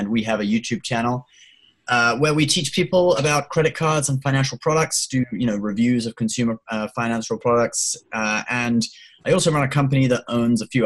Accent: a little town in the UK, about an hour south of London, South East England, United Kingdom; also born or lived in Hong Kong; I was born in Hong Kong. I lived there till I was 9, and then I came to the UK with my family. Because my family was originally from England

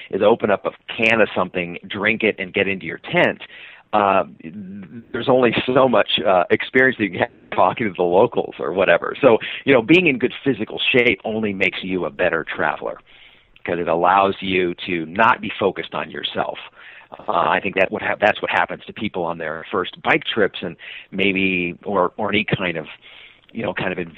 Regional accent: Seattle, Washington, United States; And I said, "I'm from Seattle."

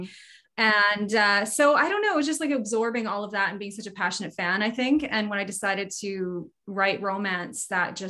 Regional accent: the Prairies, Canada; moved away as an adult; now in British Columbia, Canada; I am from the prairies, smack in the middle of Canada, but I live on the West Coast now. I've been here for 17 years, 18 years

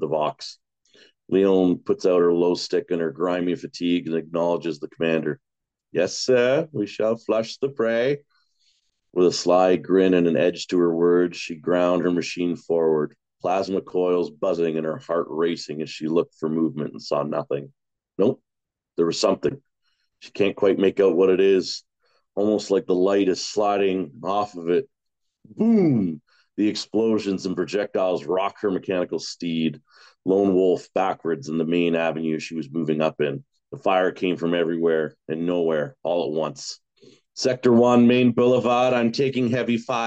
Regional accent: Royston, British Columbia, Canada; my hometown, like where I grew up on Vancouver Island. There's a little town called Royston

